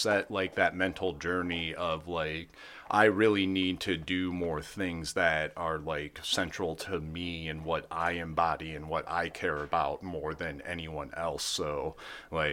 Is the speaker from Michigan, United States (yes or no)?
yes; Monroe County, Michigan, United States; also born or lived in Chicago; people I grew up with in Monroe County